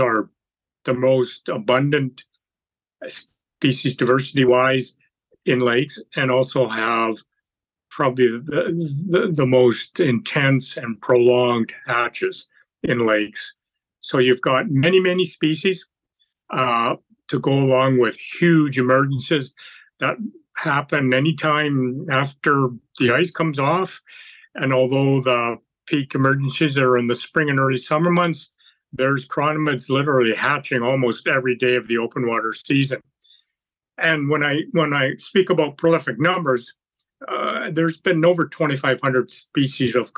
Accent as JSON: {"language": "English", "town": "Vancouver", "region": "British Columbia", "country": "Canada", "tie": "born or raised there", "lives_now": "Kamloops, Canada", "said": "I was born and raised in Vancouver, BC, down at the coast"}